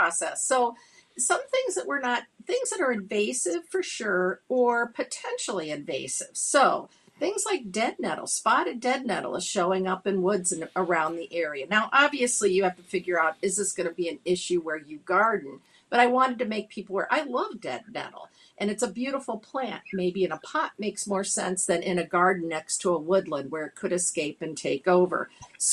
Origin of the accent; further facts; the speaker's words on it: Wisconsin, United States; I'm from Wisconsin